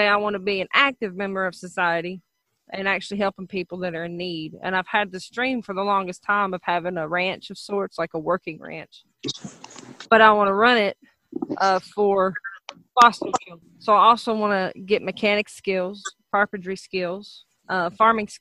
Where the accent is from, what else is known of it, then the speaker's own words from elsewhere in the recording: Athens, Alabama, United States; moved away as an adult; also born or lived in Huntsville, Alabama / East Tennessee; now in Ohio, United States; I grew up in a town called Athens, Alabama. I was born in Huntsville, and I was raised between the counties of Madison and Limestone